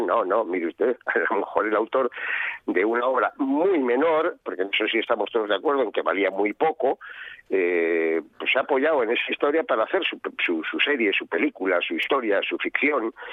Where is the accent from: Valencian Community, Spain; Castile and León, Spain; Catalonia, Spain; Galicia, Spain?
Castile and León, Spain; Valladolid area; por la zona donde yo nací y vivo